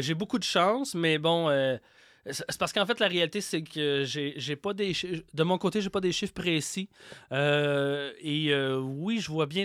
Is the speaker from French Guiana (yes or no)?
no; Quebec, Canada; accent: Québécois; mon accent québécois